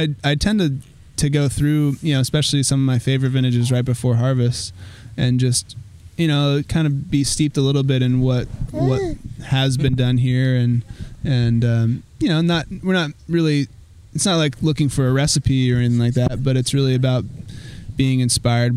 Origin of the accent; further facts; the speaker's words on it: Sonoma, California, United States; growing up in Sonoma, going up to Tahoe